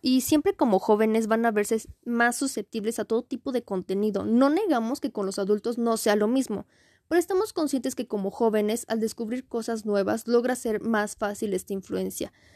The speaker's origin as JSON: {"language": "Spanish", "country": "Mexico", "said": "identificarnos como mexicanos"}